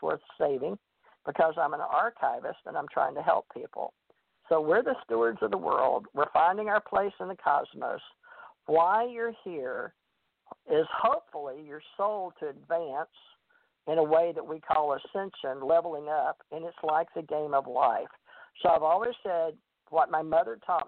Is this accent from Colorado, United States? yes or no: no; Monroe, Louisiana, United States; I went to a big Baptist church on Sundays in Monroe, Louisiana, and I grew up believing that hell and damnation